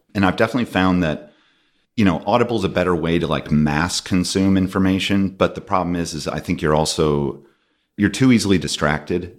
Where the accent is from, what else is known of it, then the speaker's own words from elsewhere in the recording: Binghamton, New York, United States; I grew up in Binghamton, New York